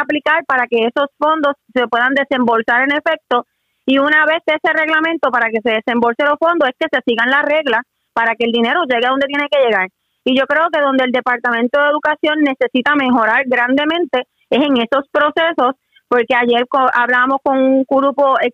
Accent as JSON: {"language": "Spanish", "country": "Puerto Rico", "said": "como puertorriqueño"}